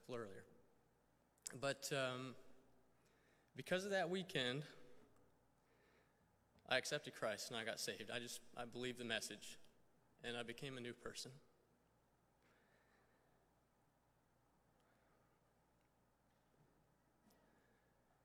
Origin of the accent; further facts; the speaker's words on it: Weddington, North Carolina, United States; also born or lived in Florida; I was actually born in Florida, moved up to North Carolina when I was 4. I claim North Carolina as my home state, even though technically it's not. But I grew up in Weddington, which is a little south of Charlotte